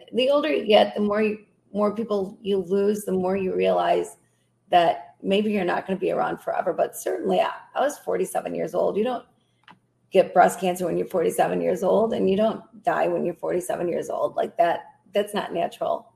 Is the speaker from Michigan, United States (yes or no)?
yes; Grand Rapids, Michigan, United States; I uh, was raised here, been been in this area my whole life.